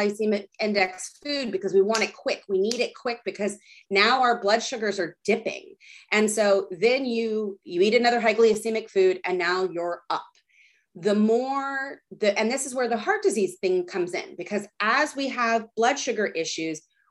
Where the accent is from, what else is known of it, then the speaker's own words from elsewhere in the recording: Texas, United States; I grew up in Texas.